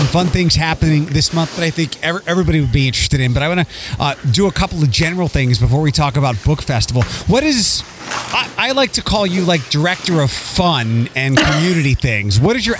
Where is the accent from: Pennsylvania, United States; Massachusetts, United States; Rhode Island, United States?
Pennsylvania, United States; Philadelphia; also born or lived in Detroit; now in Toledo, United States; I'm from Philadelphia. I've lived in Detroit.